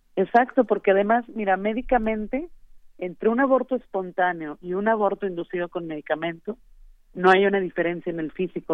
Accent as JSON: {"language": "Spanish", "region": "Nuevo León", "country": "Mexico", "said": "aquí en Nuevo León"}